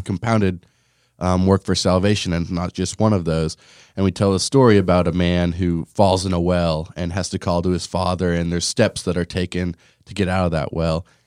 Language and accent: English; Lamoni, Iowa, United States; growing up in Lamoni